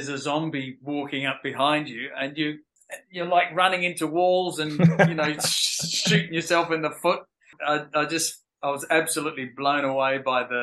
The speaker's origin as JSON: {"language": "English", "country": "Australia", "tie": "born or raised there", "also_born_or_lived": "London, United Kingdom", "said": "I moved to Australia when I was 10 from London"}